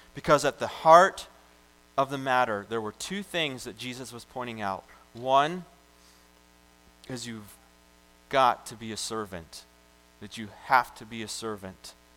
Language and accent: English; United States; I'm this American